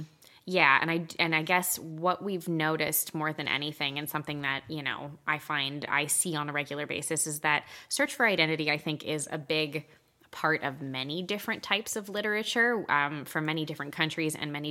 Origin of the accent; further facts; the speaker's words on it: Quebec, Canada; So both of us are born and raised in Quebec.